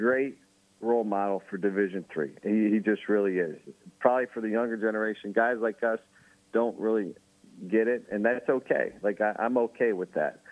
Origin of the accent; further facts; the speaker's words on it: Jackson, United States; moved away; my hometown in Jackson, where I coached high school before this